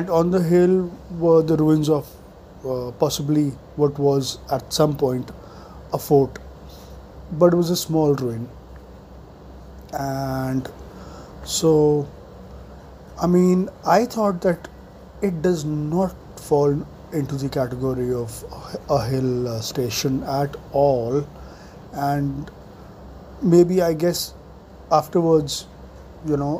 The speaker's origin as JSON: {"language": "English", "town": "New Delhi", "region": "Delhi", "country": "India", "tie": "born or raised there", "said": "I grew up in South Delhi"}